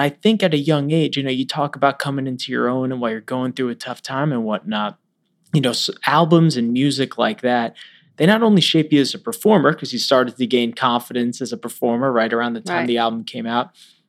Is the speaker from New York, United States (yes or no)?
yes; New York, United States; I grew up in Long Island in Manhattan.